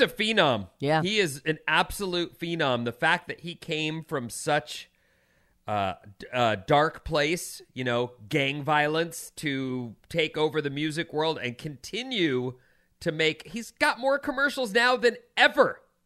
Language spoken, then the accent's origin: English; Orange County, California, United States; growing up in Orange County, I grew up with a lot of Asian kids